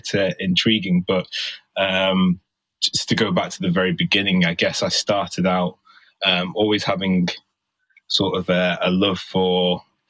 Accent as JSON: {"language": "English", "town": "Manchester", "region": "North West England", "country": "United Kingdom", "tie": "born or raised there", "said": "I was born in Manchester"}